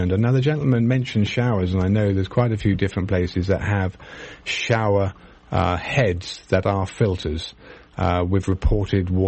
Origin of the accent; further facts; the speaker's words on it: United Kingdom; now in United States; probably because I'm British and I knew about it